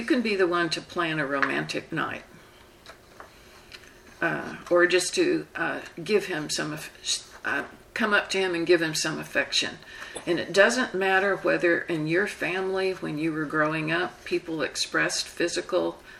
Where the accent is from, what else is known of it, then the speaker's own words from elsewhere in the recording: the South, United States; I'm from the South, and we tend to talk slow